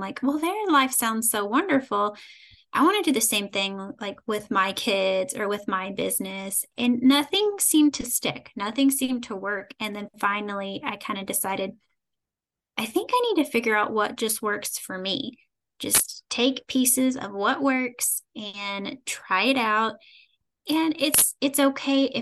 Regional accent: Kentucky, United States; I am from a small town in Kentucky, born and raised in Kentucky.

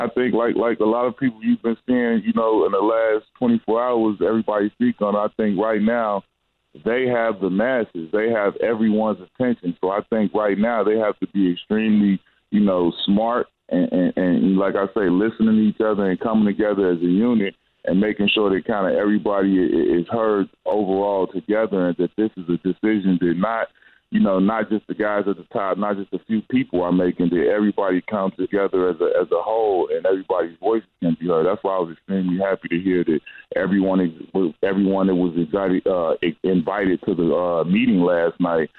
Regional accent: Chicago, Illinois, United States; When you grow up the way that some of these people and the way that I grew up in Chicago, it's not, you don't always have that choice.

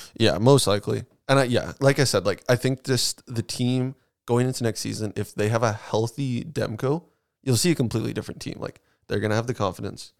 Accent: Canada; as a Canadian

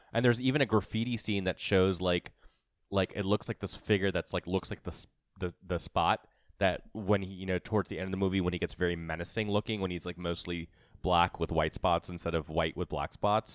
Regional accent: Mumbai, Maharashtra, India; moved away; I'm from Mumbai

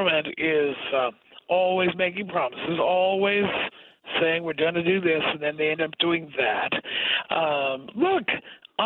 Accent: New York City, New York, United States; I grew up in New York City

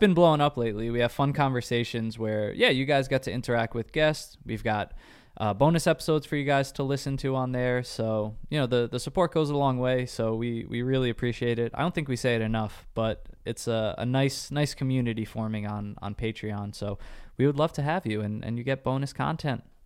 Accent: New York, United States; we're both from New York

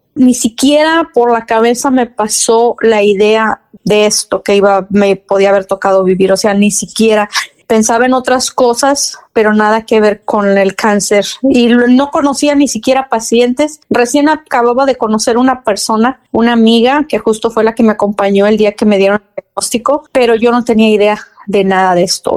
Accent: Ébano, San Luis Potosí, Mexico; Yo soy originaria de San Luis Potosí, de Ébano, San Luis Potosí

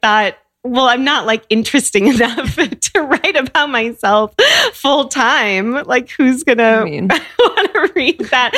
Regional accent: Seattle, Washington, United States; So I grew up in Seattle.

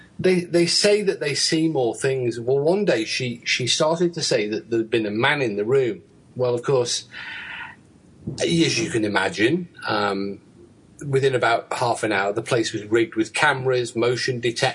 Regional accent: United Kingdom; I'm British.

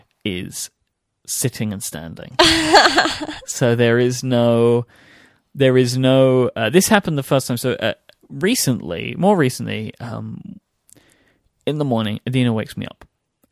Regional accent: London, United Kingdom; So this is Cockney rhyming slang, which I don't know why it originated, but where I grew up in East London, basically people spoke in like a pseudo code to each other.

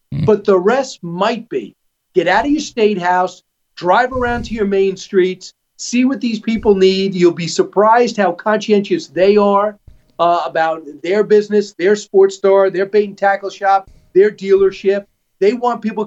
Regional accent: New York, United States; also born or lived in Los Angeles; as a New Yorker who lived in L.A. for a while

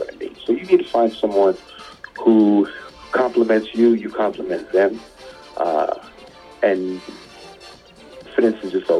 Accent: New York City, New York, United States; I grew up in Queens

